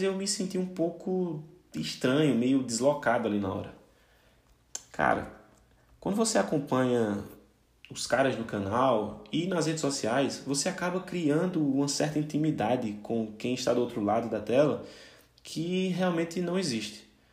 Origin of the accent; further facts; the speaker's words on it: Brazil; Como um bom brasileiro